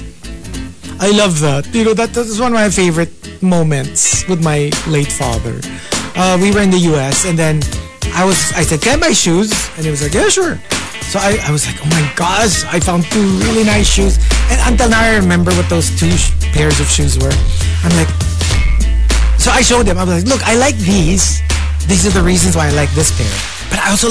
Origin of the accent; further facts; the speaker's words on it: Philippines; accent: Filipino (Pinoy); magiging very Filipino yung accent